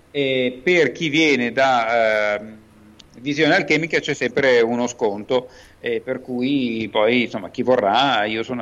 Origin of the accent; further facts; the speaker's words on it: Milan, Lombardy, Italy; Sono milanese e abito a Milano.